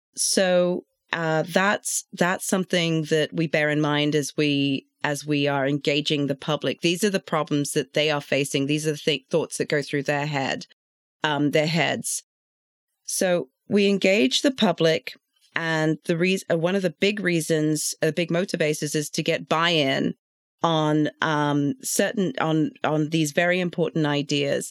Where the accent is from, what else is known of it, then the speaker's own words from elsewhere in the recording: London, United Kingdom; now in Atlanta, United States; I grew up in London, born and bred in London